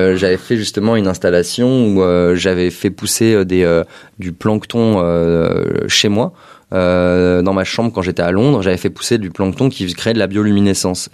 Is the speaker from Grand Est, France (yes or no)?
no; Paris, Île-de-France, France; moved away as an adult; also born or lived in London; je suis né à Paris